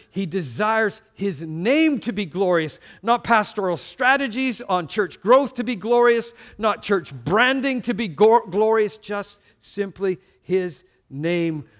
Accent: Canada; I'm from Canada

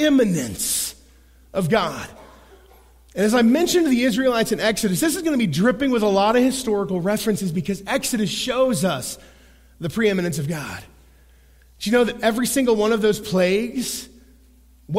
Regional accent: Oklahoma, United States; I'm a boy from Oklahoma

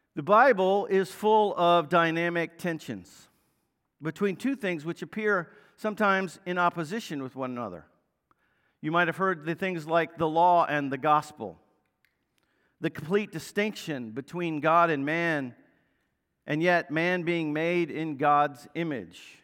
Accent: Northern Virginia, United States; growing up in Northern Virginia, I was an Orioles fan

